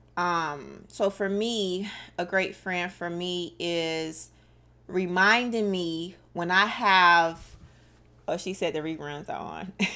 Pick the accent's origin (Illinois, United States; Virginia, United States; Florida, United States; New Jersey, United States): Florida, United States; Miami; I'm from Dade County